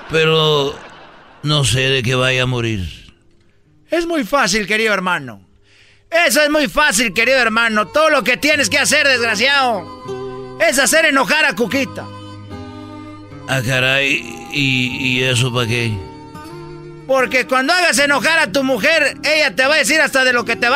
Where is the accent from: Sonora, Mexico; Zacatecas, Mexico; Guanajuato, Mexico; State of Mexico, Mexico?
Zacatecas, Mexico; Voy a bajar a la tierra, queridos hermanos, porque soy de Zacatecas, el más rorro de todos los rorros.